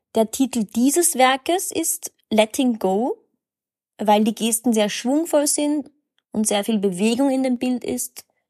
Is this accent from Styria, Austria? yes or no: yes; Graz, Styria, Austria; also born or lived in Berlin, Germany; now in Vienna, Austria; Ich bin 1991 in Graz geboren. Ich lebe in Wien und seit neuestem auch in Berlin